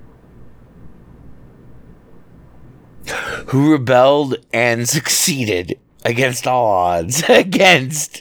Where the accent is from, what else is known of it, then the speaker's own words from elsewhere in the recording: United States; I'm an American. I'm as American as fucking apple pie